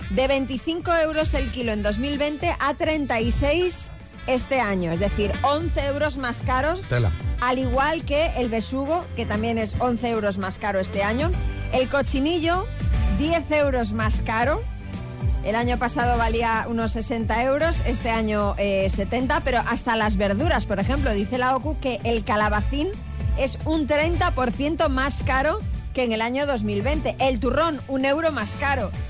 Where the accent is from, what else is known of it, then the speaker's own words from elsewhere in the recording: Asturias, Spain; Sí, yo soy asturiana, pero esto no viene al caso.